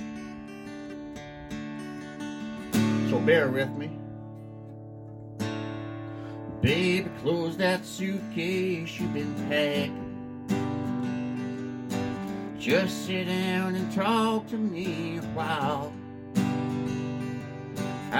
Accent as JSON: {"language": "English", "town": "Mitchell", "region": "Ontario", "country": "Canada", "tie": "born or raised there", "said": "I'm from Mitchell, about 20 minutes apart"}